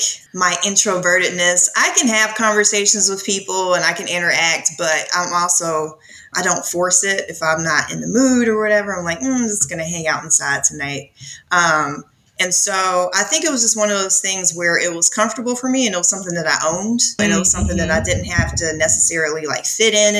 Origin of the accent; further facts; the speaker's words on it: 8 or 9 miles from just south of Atlanta, Georgia, United States; I live just south of Atlanta, and I grew up maybe 8 or 9 miles from here in a like rural suburban community